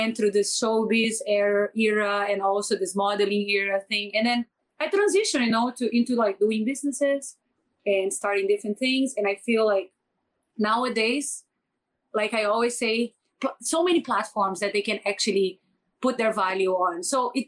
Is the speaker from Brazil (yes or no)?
yes; Brazil; English is a second language; now in Philippines; I come from Brazil. I know nothing. I didn't speak any English. I learned my English from the Filipinos. I moved out from Brazil